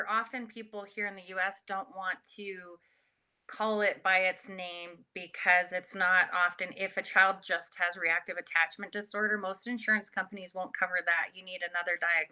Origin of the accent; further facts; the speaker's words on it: Canada; now in United States; I'm Canadian originally, but now I'm living across the border and in the US